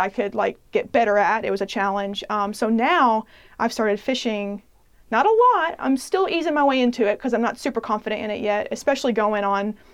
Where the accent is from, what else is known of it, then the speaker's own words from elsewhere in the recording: Frankfort, Kentucky, United States; I grew up in Frankfort